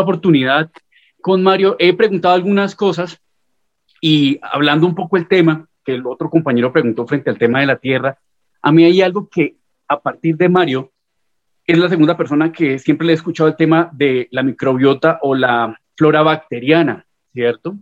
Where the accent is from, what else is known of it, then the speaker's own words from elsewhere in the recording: Colombia; soy de Colombia